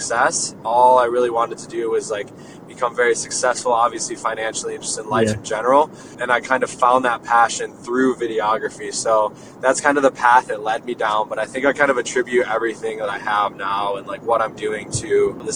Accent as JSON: {"language": "English", "town": "Jackson", "region": "Michigan", "country": "United States", "moved": "yes", "said": "I'm from Michigan originally, a small town like 45 minutes west of Detroit called Jackson."}